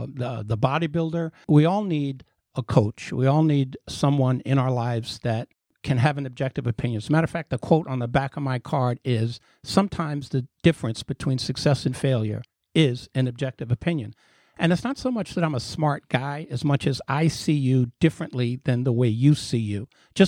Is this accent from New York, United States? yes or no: yes; Bronx, New York, United States; born there; now in Florida, United States; Well, like most Floridians, I'm from New York. I was born in the Bronx, but I have been in business here and in Florida since 1986.